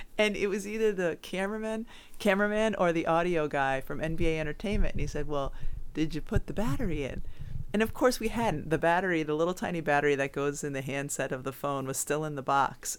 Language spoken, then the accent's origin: English; Southwick, Massachusetts, United States; my hometown of Southwick, Massachusetts